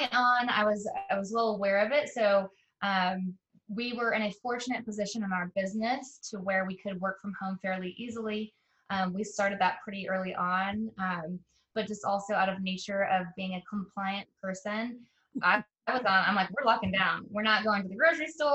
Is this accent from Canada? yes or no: no; Carrollton, Texas, United States; I grew up in Carrollton, Texas